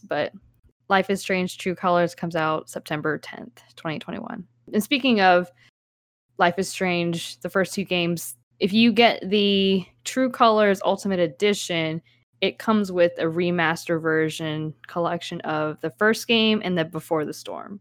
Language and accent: English; United States; I'm Asian American